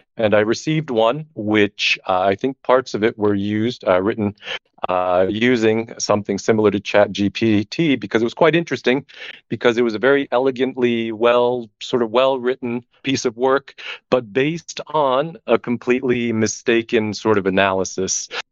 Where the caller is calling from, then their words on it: Barcelona, Catalonia, Spain; I'm calling in from, uh, Barcelona